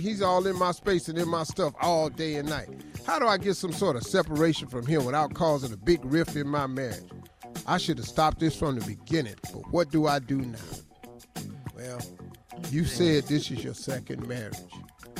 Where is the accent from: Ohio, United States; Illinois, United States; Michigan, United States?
Ohio, United States; Cleveland; I'm telling you, I'm from Cleveland.